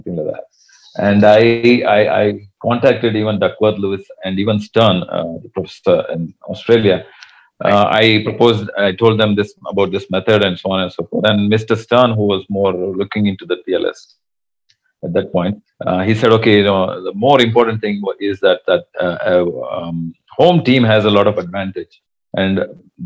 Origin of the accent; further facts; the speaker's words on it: Bangalore, Karnataka, India; As I'm from Bangalore